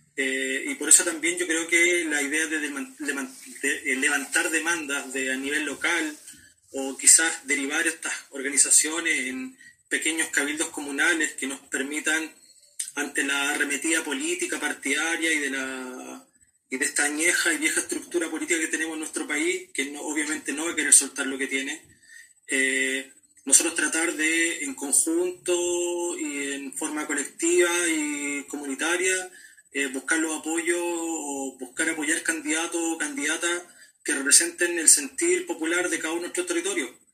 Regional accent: Parral, Maule, Chile; algunos que somos de Parral

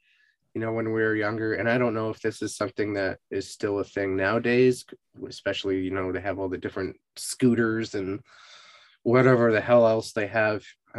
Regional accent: Massachusetts, United States; now in Austin, United States; so I grew up in Western Mass, and pretty much everything there has like really good walkability.

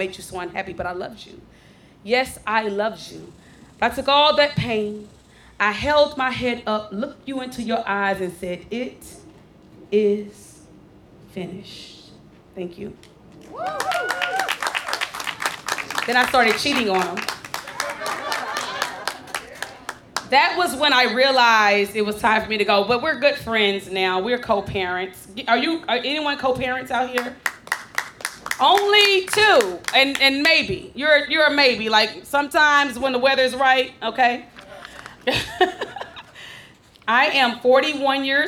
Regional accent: Dallas, Texas, United States; I am born and raised in Oak Cliff

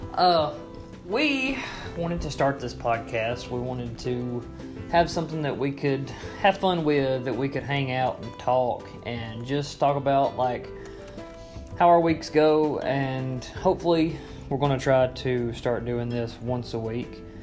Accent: Florence, United States; accent: southern; we grew up in Florence

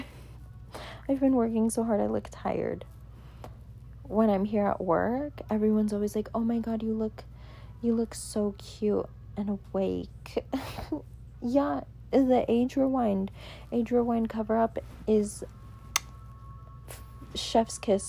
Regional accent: Southern California, United States; I'm from SoCal.

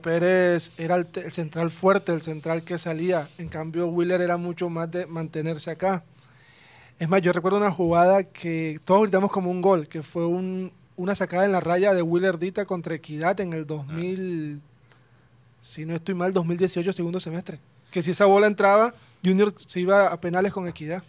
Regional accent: Colombia

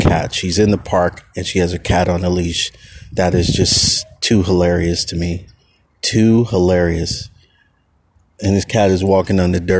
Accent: Oakland, California, United States; I grew up in Oakland

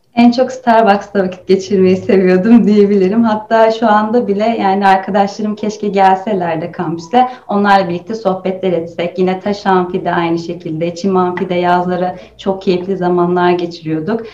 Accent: Rize Province, Turkey; Aslen Rizeliyim.

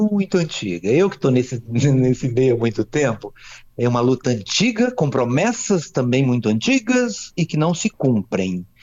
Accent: Espírito Santo, Brazil; also born or lived in Rio de Janeiro; eu morei no Rio muito tempo, fui muito cedo, sou capixaba, morei muito tempo lá.

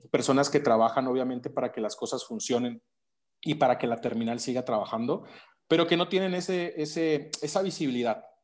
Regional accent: Veracruz, Mexico; en el puerto de Veracruz, eh, de donde soy originario

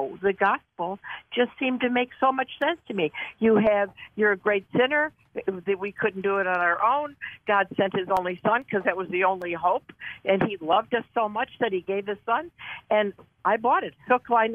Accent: Detroit, Michigan, United States; now in Buffalo, United States; when I was raised in Detroit

